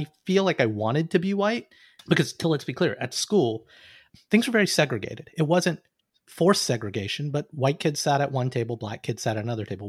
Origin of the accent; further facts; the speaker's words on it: Alabama, United States; accent: Southern; moved away as an adult; also born or lived in Cincinnati; I'm a kid from Alabama